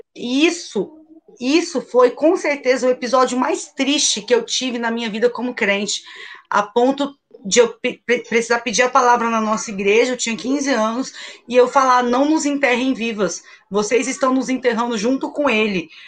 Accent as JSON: {"language": "Portuguese", "region": "Rio de Janeiro", "country": "Brazil", "said": "eu sou favelada, sou da favela do Sapo, na zona oeste do Rio"}